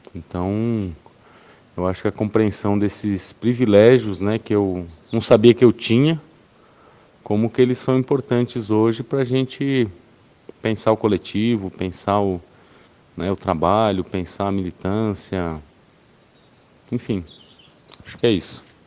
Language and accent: Portuguese; São Paulo, Brazil; eu sou paulistano, tenho 38 anos